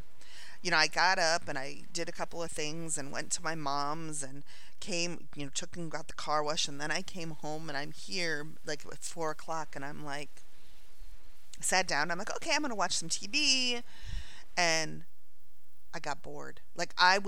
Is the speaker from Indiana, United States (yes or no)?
yes; northern Indiana, United States; moved away; I grew up in the Midwest. I grew up in northern Indiana